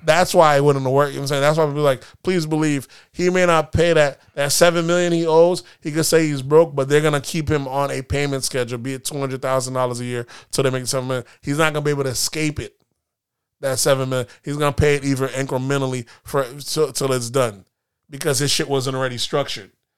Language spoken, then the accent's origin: English; United States; we're a very litigious country.